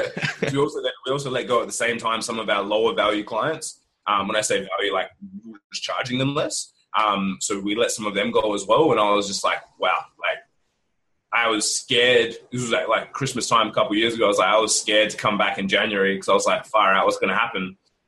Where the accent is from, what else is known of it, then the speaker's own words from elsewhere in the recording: Australia; we're Australian